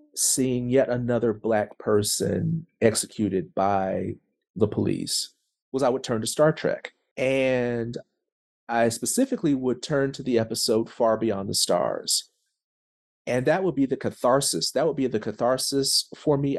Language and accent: English; Tulsa, Oklahoma, United States; I am from Tulsa, Oklahoma